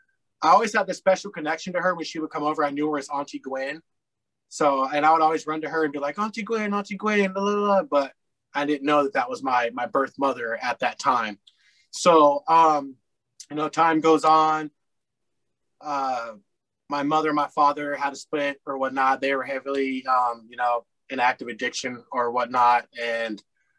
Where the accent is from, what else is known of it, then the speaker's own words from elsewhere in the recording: Colorado, United States; moved away as an adult; now in Topeka, United States; I was born in Topeka, Kansas, at a very young age. I moved to Colorado. I spent a lot of my time in Colorado, probably 34, 35 plus years there. So I tend to call Colorado home